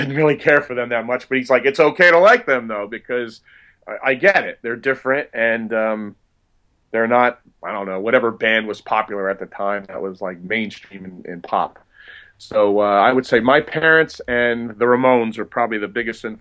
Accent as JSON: {"language": "English", "region": "New Jersey", "country": "United States", "tie": "born or raised there", "said": "growing up in New Jersey, where I grew up"}